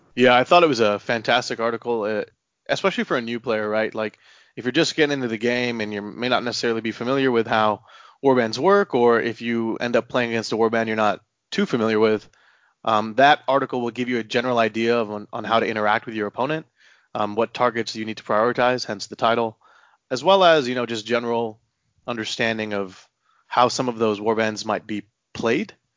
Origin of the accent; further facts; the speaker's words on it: Houston, Texas, United States; now in Austin, United States; I'm originally from Houston